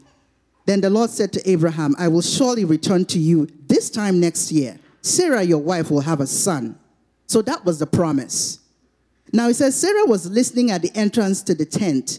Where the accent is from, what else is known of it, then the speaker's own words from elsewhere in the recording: Nigeria; moved away; Where we're from, I'm from Nigeria.